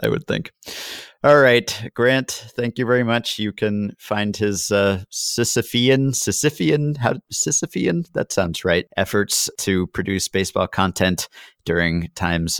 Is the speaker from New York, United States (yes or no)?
yes; New York area, United States; We're both from the New York area.